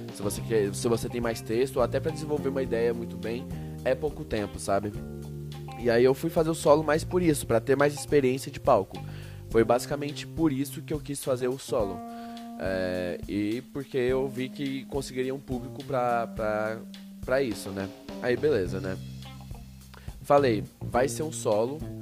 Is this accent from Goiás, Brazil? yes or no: yes; Goiânia, Goiás, Brazil; moved away as an adult; now in São Paulo, Brazil; eu sou de Goiânia